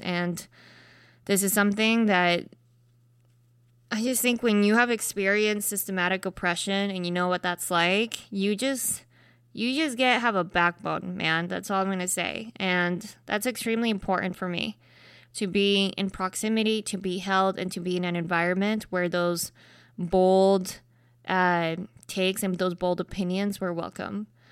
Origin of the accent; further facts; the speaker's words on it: Salt Lake City, Utah, United States; I grew up in Utah, predominantly white space